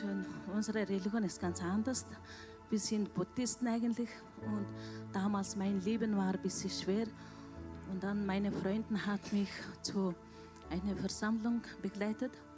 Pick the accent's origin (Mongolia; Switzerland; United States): Mongolia; German is a second language; also born or lived in Vienna, Austria; now in Lustenau, Austria; ich komme aus Wien, aber seit Jänner bin ich in Lustenau. Ja, ich bin ursprünglich Mongolen